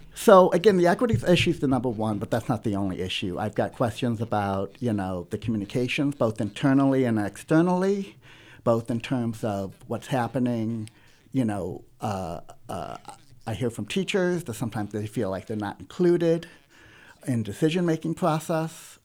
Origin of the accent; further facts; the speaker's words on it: South County, Missouri, United States; also born or lived in Los Angeles, United States / Kansas City, United States / Webster Groves, United States; I was born in South County and l, went to Lindbergh, graduated